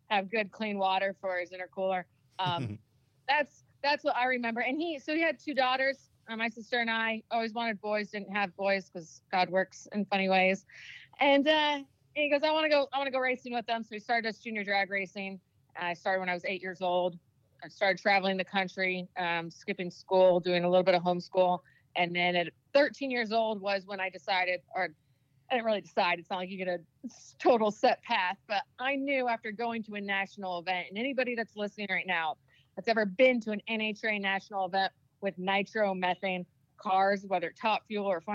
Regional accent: Southern California, United States; growing up in Southern California

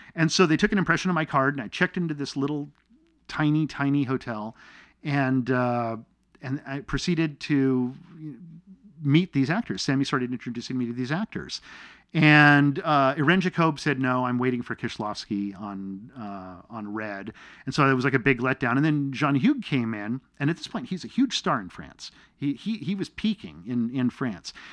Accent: Torrance, California, United States; also born or lived in Manitoba, Canada / Arizona; up in Arizona and Los Angeles

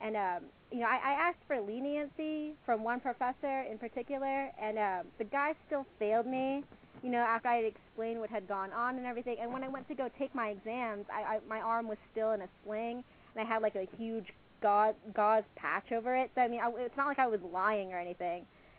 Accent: Houston, Texas, United States; I'd already, established a life here in my hometown of Houston

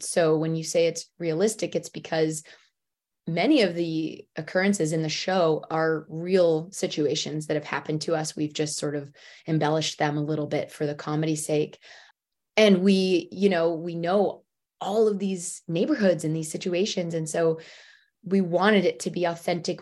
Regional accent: Michigan, United States; moved away as an adult; also born or lived in Detroit / New York City / Los Angeles; I'm from Michigan, and I went to school in Detroit, and basically became an adult i, in Detroit

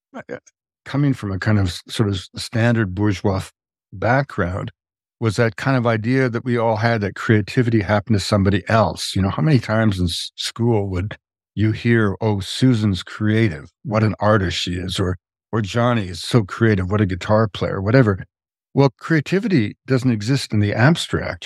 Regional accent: Quebec, Canada; moved away; also born or lived in British Columbia; I grew up in Canada, um, in Quebec um, in a very simple middle class family.

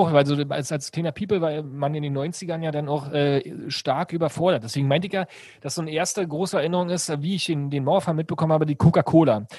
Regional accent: Brandenburg, Germany; also born or lived in Berlin; ich komme ja gar nicht aus Berlin, sondern aus einer Stadt in Brandenburg

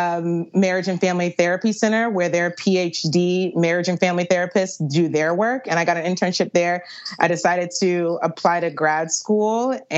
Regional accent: Virginia Beach, Virginia, United States; Virginia Beach.

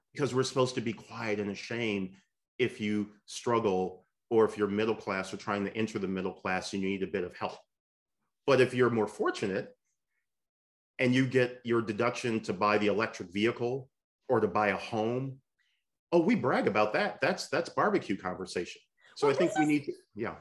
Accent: Michigan, United States; the state of Michigan, uh, uh which, which is wonderful as, as my home state

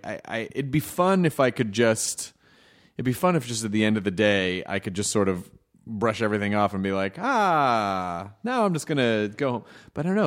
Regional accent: Memphis, Tennessee, United States; moved away; also born or lived in Louisville, Kentucky; I was born in Louisville, Kentucky, and I grew up in Memphis

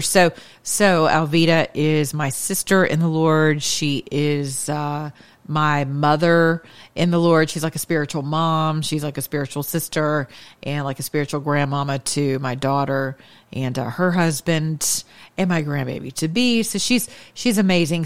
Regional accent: United States; as American citizens

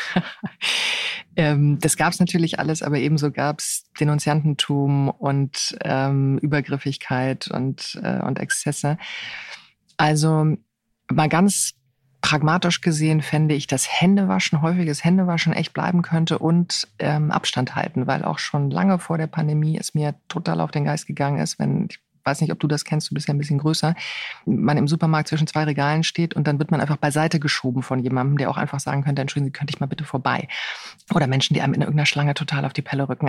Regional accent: Bonn, North Rhine-Westphalia, Germany; moved away; ich komme ursprünglich aus Bonn

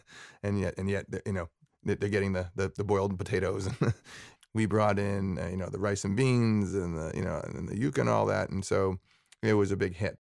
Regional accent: Sharon, Massachusetts, United States; I grew up in Sharon

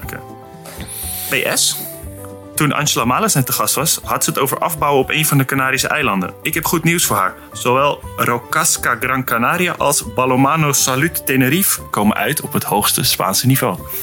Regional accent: Netherlands; moved away; also born or lived in Nordhorn, Germany; als Nederlander in Duitsland

